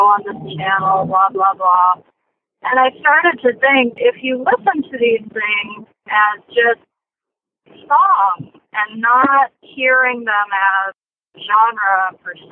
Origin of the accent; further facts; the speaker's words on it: Los Angeles, California, United States; also born or lived in Pasadena, California; I was born in Los Angeles, a hospital called Cedars of Lebanon